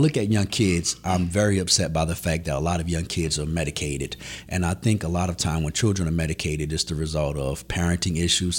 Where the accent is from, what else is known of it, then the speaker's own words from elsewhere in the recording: New Orleans, Louisiana, United States; I'm from New Orleans, Louisiana.